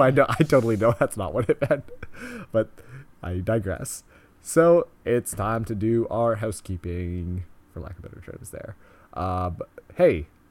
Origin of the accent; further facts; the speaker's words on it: Canada; we are so Canadian right now.